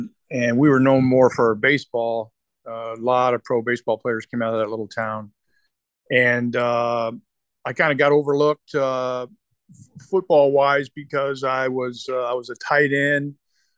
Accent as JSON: {"language": "English", "town": "Lompoc", "region": "California", "country": "United States", "tie": "born or raised there", "said": "Yeah, I'm originally from California. I grew up on the central coast of California."}